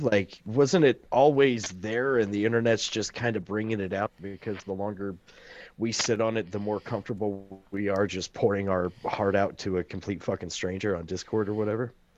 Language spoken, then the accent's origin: English; the Ozarks, United States; I'm from the Ozarks.